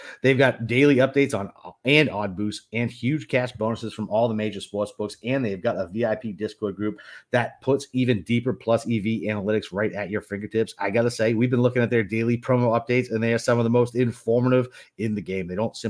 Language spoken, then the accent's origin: English; Boston, Massachusetts, United States; Listen, I'm from Boston. I'm typically a Dunkin' guy